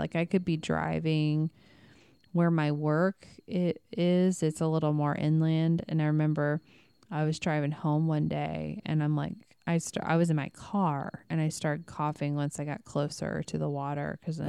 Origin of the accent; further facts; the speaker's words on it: Midwest, United States; And I mean, we came from the Bible Belt, which is the Midwest.